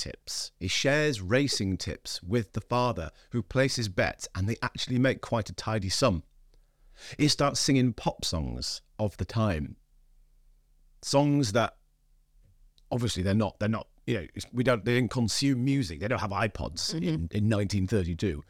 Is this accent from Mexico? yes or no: no; Scarborough, Yorkshire and the Humber, United Kingdom; I was born in Scarborough, which is a little seaside town.